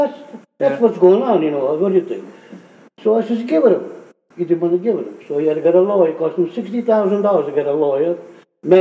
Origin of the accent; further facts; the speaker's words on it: Italy; now in Boston, United States; The contractor came from the same town I come from Italy.